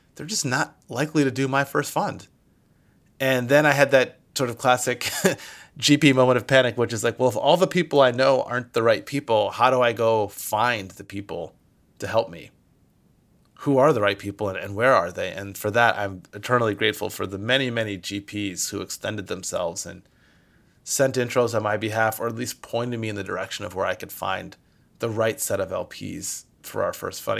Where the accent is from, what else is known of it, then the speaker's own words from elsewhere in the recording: Michigan, United States; moved away as an adult; now in California, United States; I'm originally from Michigan and moved out here to California for school